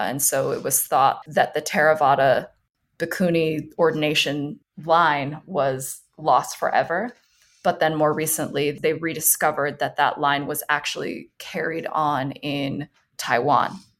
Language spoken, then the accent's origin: English; Thailand; moved away; I grew up in Thailand